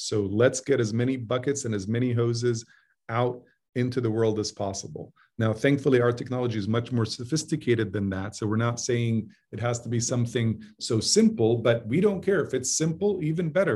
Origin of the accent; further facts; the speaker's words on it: Jeddah, Makkah Province, Saudi Arabia; moved away; I grew up in Jeddah, which is on the Red Sea.